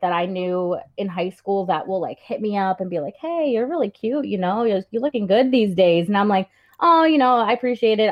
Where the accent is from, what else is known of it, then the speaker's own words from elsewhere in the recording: New Jersey, United States; I'm from New Jersey